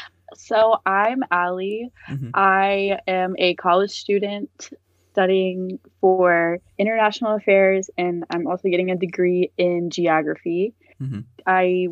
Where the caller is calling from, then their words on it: Fredericksburg, Virginia, United States; I'm calling from Fredericksburg, Virginia.